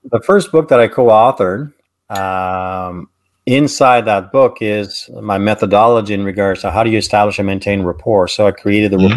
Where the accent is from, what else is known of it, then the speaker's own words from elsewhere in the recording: Canada; I'm Canadian